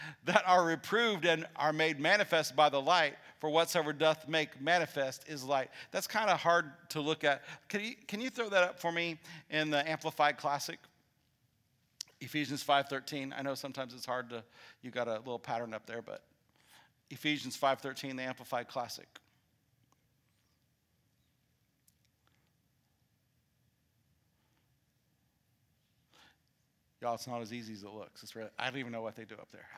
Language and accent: English; Illinois, United States; now in Huntsville, United States; I'm from Illinois.